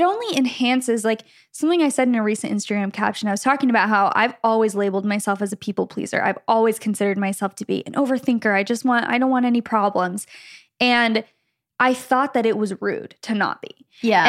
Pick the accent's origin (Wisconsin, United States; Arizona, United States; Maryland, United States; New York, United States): Arizona, United States; Gilbert; we grew up in Gilbert, Arizona, kind of, you know, lots of Mormons there